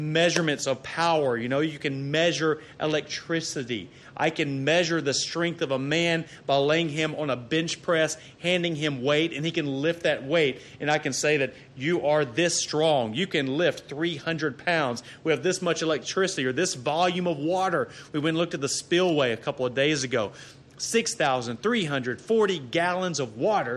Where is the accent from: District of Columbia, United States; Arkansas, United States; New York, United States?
Arkansas, United States; now in Texas, United States; I'm from Arkansas originally